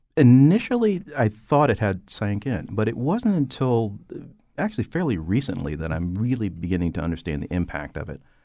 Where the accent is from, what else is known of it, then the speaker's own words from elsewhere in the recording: Stamford, Connecticut, United States; I, I grew up in Stamford, Connecticut on the west side.